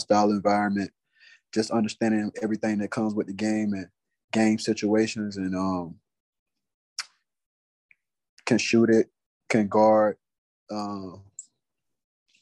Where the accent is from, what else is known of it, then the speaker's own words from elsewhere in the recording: South Georgia, United States; I grew up in South Georgia